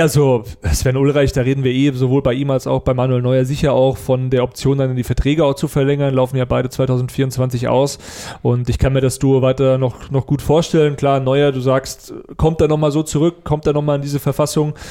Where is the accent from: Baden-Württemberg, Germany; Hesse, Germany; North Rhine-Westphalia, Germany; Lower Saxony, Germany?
Hesse, Germany; near Frankfurt; Ich komme aus der Nähe von Frankfurt